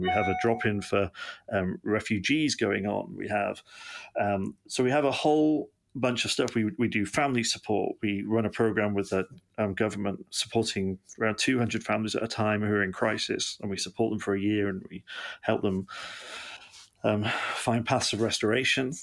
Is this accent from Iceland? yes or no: no; Manchester, North West England, United Kingdom; now in Yeovil, United Kingdom; I'm um, originally from Manchester in England